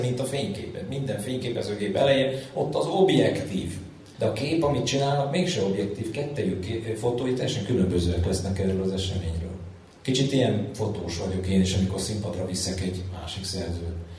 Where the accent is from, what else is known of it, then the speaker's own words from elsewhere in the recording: Budapest, Hungary; Egy telektéri alapbérletbe születtem, ö, Budapest, ö, egyik, ö, mondjuk így legizgalmasabb kerületében, a nyolcadik kerületben